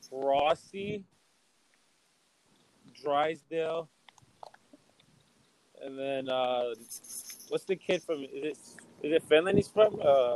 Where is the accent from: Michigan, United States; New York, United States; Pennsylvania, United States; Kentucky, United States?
Michigan, United States; Detroit; I'm from Detroit